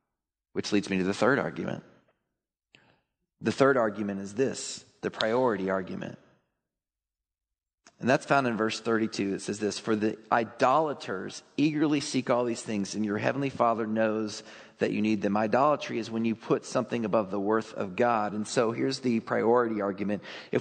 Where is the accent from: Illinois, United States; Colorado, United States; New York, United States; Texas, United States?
Texas, United States; I grew up in Texas.